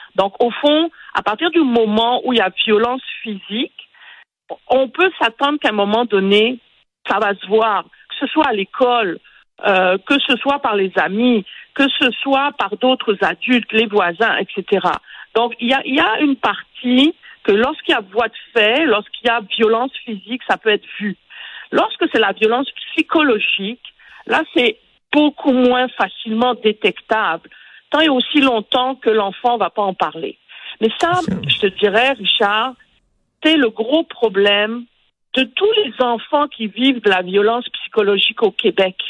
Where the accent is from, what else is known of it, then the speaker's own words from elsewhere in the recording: Côte d’Ivoire; moved away; Quand j'étais en Côte d'Ivoire, moi je suis née en Côte d'Ivoire, et j'avais quoi, 12, 13 ans